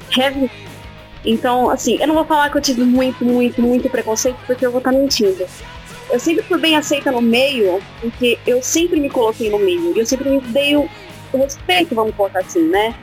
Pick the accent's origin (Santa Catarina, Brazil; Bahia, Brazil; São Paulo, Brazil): São Paulo, Brazil; Araraquara; eu, a Larissa e o Miguel, nós somos daqui de Araraquara.